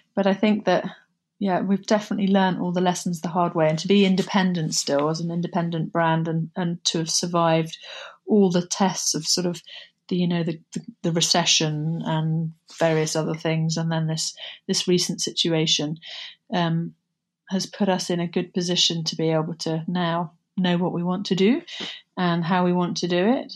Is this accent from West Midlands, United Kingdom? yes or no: no; Somerset, South West England, United Kingdom; moved away; also born or lived in London; Growing up in Somerset was um, bucolic. It was, uh, we were, grew up in the middle of nowhere on a, a cider farm overlooking the Somerset levels.